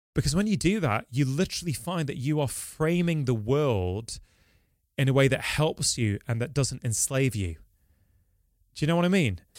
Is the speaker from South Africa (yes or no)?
no; Manchester, North West England, United Kingdom; I'm born and bred in Manchester. I've lived here my entire life.